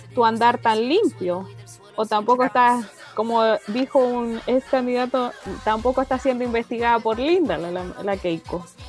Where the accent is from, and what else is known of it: Chile